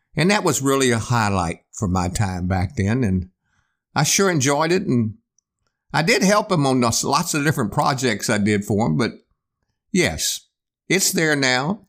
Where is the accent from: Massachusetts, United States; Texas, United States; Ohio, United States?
Texas, United States; Eagle Lake; moved away as an adult; now in Houston, United States; growing up in Eagle Lake